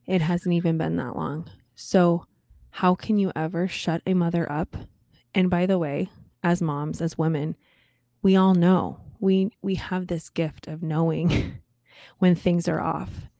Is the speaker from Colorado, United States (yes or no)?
yes; Colorado, United States; moved away; my home state, Colorado